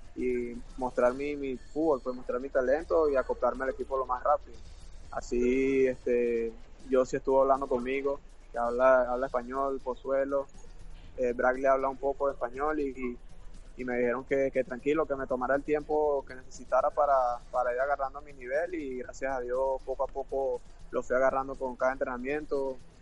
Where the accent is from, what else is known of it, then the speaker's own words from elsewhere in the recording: Venezuela; moved away as an adult; now in United States; somos, somos venezolanos los dos